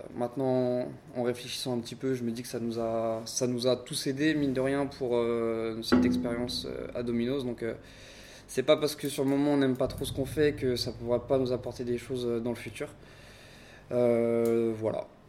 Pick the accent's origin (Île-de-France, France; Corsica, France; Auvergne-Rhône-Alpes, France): Île-de-France, France; Paris; moved away as an adult; now in Brest, France; ça fait 5 ans que je suis à Brest. Donc euh, je suis un Parisien de base.